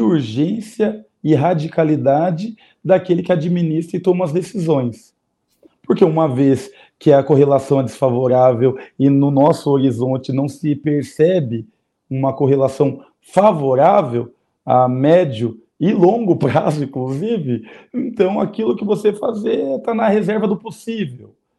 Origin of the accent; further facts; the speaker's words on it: Curitiba, Paraná, Brazil; eu vou falar da minha experiência enquanto curitibano e paranaense